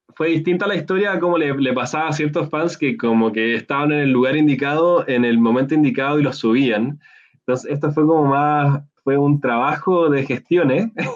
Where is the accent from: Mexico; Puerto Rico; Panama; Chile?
Chile; yo dije que era de Chile